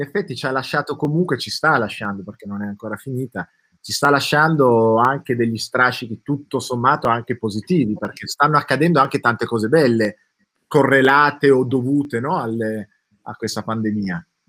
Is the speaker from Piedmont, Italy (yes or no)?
yes; Turin, Piedmont, Italy; io sono di Torino